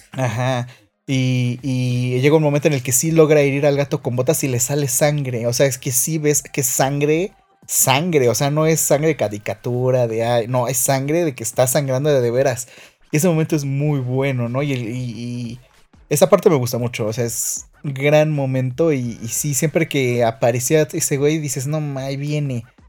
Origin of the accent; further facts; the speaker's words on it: Mexico; somos mexicanos